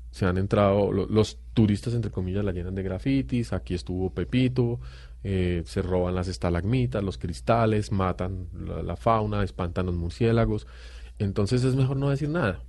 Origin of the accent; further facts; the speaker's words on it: Colombia; no vivimos en nuestro país, no nos enseñan geografía, no nos enseñan historia, no nos enseñan biología de Colombia